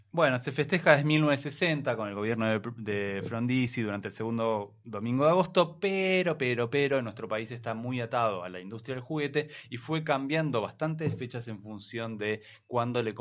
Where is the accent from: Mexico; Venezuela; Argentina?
Argentina; de la cual nosotros tenemos que sentirnos bastante mal, digo como argentinos.